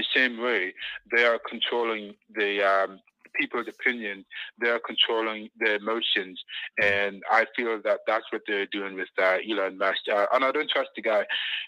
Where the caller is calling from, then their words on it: Canada; I'm calling from Canada.